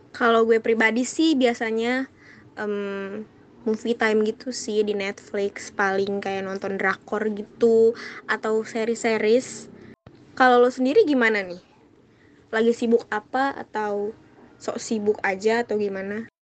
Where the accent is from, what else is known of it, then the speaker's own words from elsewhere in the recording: Jakarta, Indonesia; asal gue juga dari Jakarta